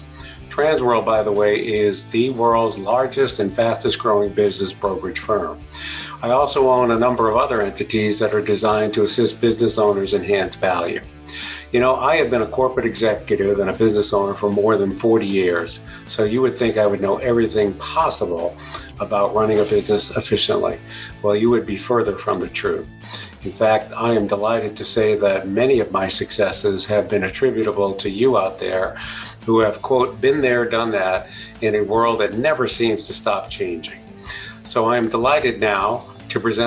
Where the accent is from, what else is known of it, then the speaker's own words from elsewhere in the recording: New York, United States; now in Chicago, United States; I was born and raised in New York